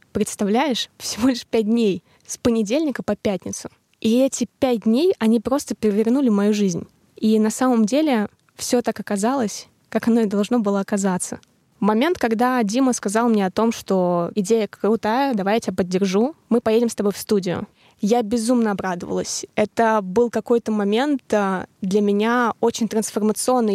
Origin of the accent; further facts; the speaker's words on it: Tolyatti, Samara Oblast, Russia; moved away; побыть в Тольятти, побыть со своей семьей в родных краях